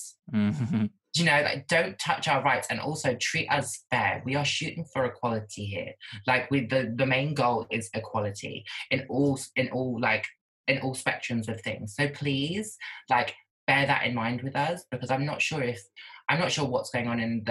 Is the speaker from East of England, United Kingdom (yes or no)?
yes; Norwich, East of England, United Kingdom; now in London, United Kingdom; I'm not from London, so it's not diverse. I'm from Norwich. And but even more so, I was in school in a small town.